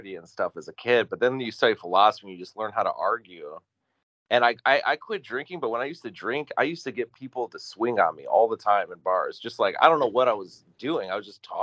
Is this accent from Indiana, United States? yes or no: yes; Northwest Indiana, United States; growing up in Northwest Indiana where I grew up